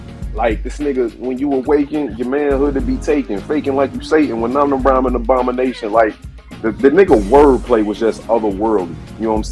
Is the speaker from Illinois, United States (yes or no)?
yes; Chicago, Illinois, United States; I'm from the crib, I'm from Chicago